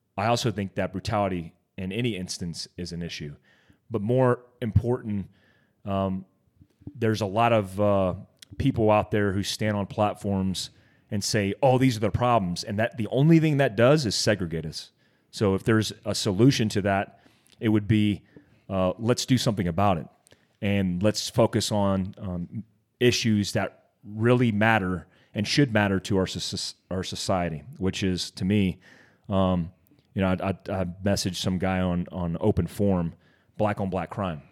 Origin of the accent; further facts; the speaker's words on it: Daytona Beach, Florida, United States; kid from Daytona Beach, Florida